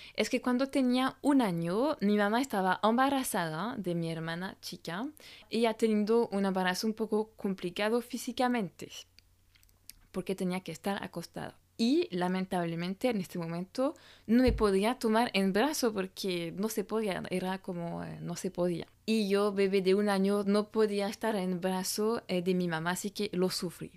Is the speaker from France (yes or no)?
yes; France; francesa y coach de imagen